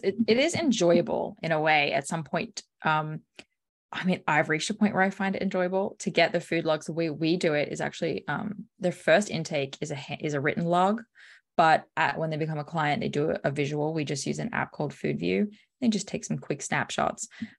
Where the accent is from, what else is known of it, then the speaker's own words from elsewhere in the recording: Australia; I'm a coffee freak. I'm from Australia. Come on.